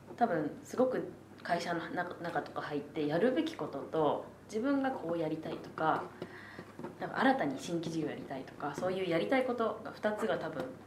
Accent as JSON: {"language": "Japanese", "region": "Tokyo", "country": "Japan", "tie": "born or raised there", "said": "おばあちゃんから3代ずっと浅草に住んでるので、私も生っ粋の江戸っ子になるわけで"}